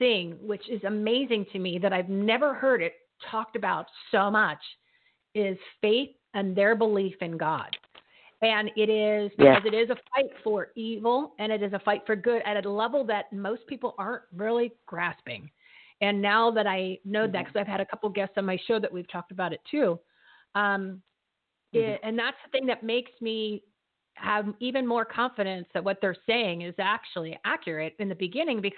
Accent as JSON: {"language": "English", "region": "New Jersey", "country": "United States", "said": "I'm from New Jersey"}